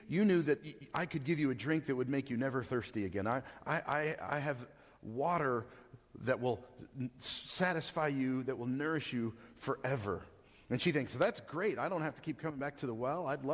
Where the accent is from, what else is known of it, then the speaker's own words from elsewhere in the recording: Texas, United States; I am from Texas